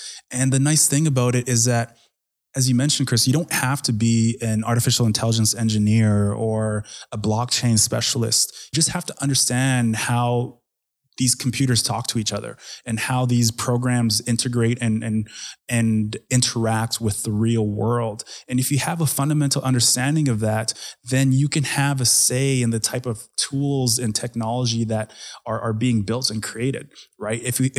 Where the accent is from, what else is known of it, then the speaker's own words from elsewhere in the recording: Edmonton, Alberta, Canada; So I was pretty much born and raised in Edmonton. And when I say that, I wasn't technically born here, but my family immigrated here when I was 3 years old.